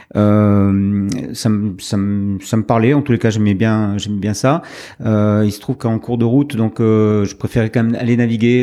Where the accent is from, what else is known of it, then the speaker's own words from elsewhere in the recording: Médoc, Pointe de Grave, Nouvelle-Aquitaine, France; also born or lived in Nantes; Je suis né à Nantes, paradoxalement, mais mhm. euh, donc euh, de parents euh, médocains. il se trouve que très vite, donc à l'âge de six mois, j'ai rejoint donc le, le Médoc, la Pointe Médoc